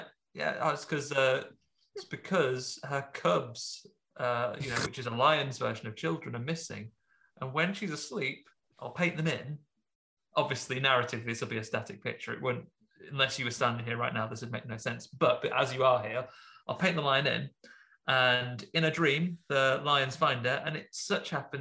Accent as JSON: {"language": "English", "region": "Midlands", "country": "United Kingdom"}